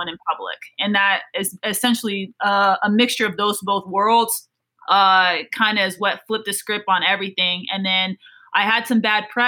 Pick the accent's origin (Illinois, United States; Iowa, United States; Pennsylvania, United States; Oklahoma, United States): Iowa, United States; Des Moines; moved away as an adult; also born or lived in Louisiana; I grew up in Des Moines, Iowa, it's not really the track mecca